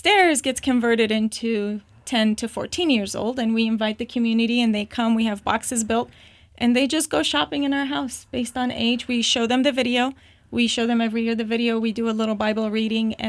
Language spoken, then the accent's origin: English; Baghdad, Baghdad Governorate, Iraq; moved away; also born or lived in Jordan / Turkey; I was born and raised in Baghdad, Iraq